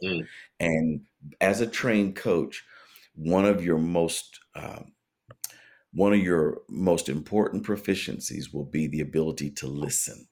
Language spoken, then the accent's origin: English; Tennessee, United States; moved away as an adult; also born or lived in Massachusetts; now in Norfolk, United States; we moved back to my home in Tennessee, and then here to Norfolk, Virginia